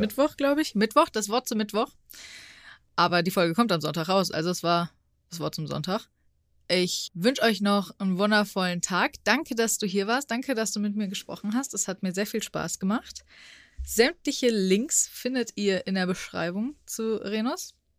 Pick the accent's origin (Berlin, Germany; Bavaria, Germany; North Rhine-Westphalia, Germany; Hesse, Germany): Hesse, Germany; Frankfurt; ich als Frankfurterin